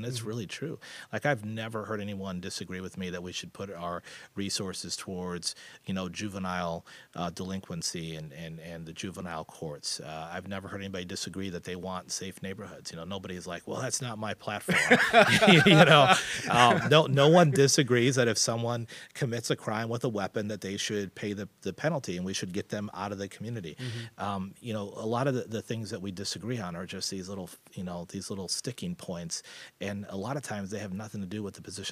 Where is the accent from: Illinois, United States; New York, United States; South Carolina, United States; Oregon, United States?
Illinois, United States; Chicago; moved away as an adult; now in Carbondale, United States; I grew up in Chicagoland area, and when the time was right, I got down into Carbondale and never left